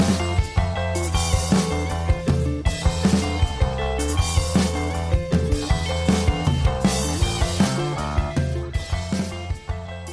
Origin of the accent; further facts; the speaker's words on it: France; I'm 33 years old and I'm originally from France.